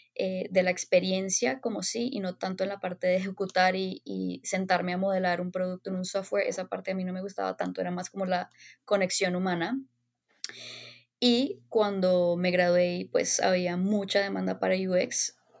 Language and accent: Spanish; Bogotá, Colombia; moved away as an adult; also born or lived in Los Angeles, United States; nací y crecí en Bogotá